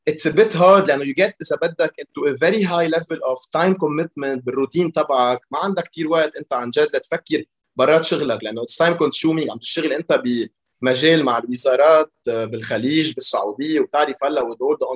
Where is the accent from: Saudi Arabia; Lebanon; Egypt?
Lebanon; بلبنان عملت مدرسه بلبنان بسيستم فرنسي حد مطرح ما انا ساكن يعني بيرجع بعدين من بعد المدرسه فتت على الجامعه الامريكيه ببيروت وين درست كمبيوتر انجينيرينج